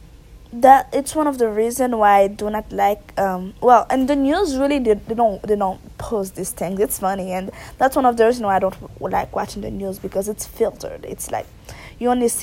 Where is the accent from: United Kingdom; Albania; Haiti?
Haiti; moved away; I was raised and born in Haiti